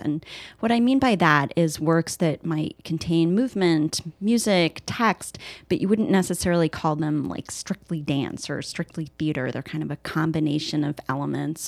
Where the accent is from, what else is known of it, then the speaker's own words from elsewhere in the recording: Oak Park, Illinois, United States; I grew up in Chicago, in the Chicago area, in Oak Park